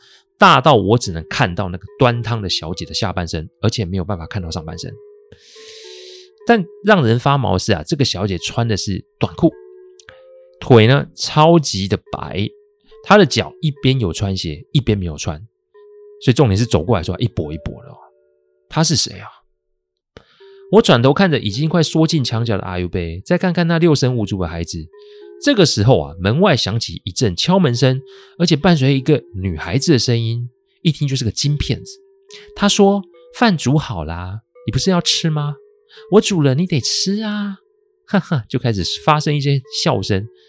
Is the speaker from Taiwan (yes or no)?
yes; Taiwan; 感觉不是我们台湾人煮的菜，怎么看都觉得是中国菜色。